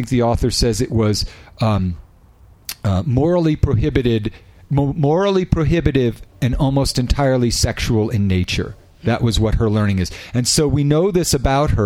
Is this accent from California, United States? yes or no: yes; Northern California, United States; We grew up in Northern California.